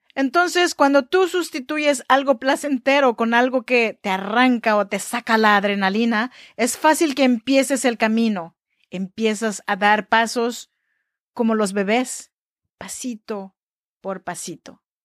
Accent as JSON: {"language": "Spanish", "area": "Chinantec region", "region": "Oaxaca", "country": "Mexico", "moved": "yes", "lives_now": "Sacramento, United States", "said": "Yo soy mexicana, oaxaqueña de la región chinanteca"}